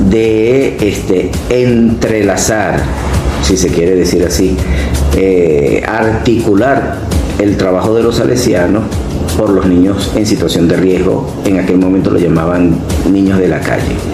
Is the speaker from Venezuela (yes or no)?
yes; Caracas, Capital District, Venezuela; moved away as an adult; also born or lived in Barcelona, Venezuela; now in Valencia, Venezuela; salesiano, caraqueño, de 62 años